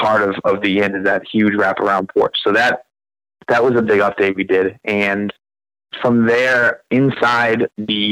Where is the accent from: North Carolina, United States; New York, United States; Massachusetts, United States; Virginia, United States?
Massachusetts, United States; about 20 minutes south of Boston; moved away as an adult; now in Conway, United States; I am originally from Massachusetts, about 20 minutes south of Boston